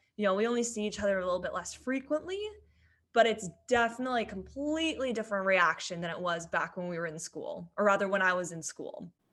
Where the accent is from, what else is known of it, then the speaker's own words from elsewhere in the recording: San Diego, California, United States; I am born and raised in San Diego. Don't think I'll ever leave here.